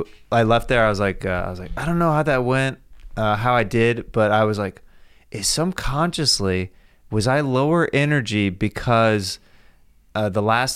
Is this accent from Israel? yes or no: no; Kansas City, Missouri, United States; I'm from Kansas City.